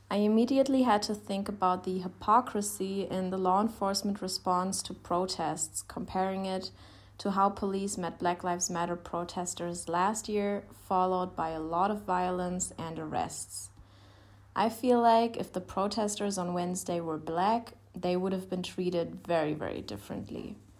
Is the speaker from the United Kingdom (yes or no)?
no; Germany; I'm from Germany.